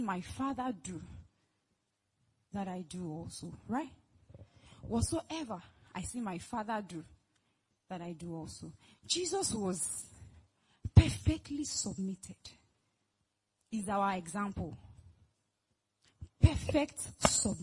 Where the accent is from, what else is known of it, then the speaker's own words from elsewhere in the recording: Lagos, Nigeria; I'm from Lagos